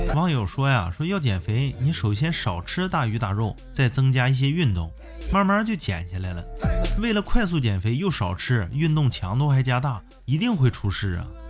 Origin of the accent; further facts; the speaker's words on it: Harbin, Heilongjiang, China; 因为它发生在我的老家呀，黑龙江哈尔滨